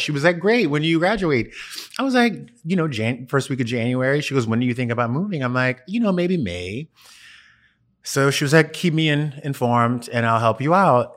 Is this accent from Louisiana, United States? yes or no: yes; Louisiana, United States; I grew up in Louisiana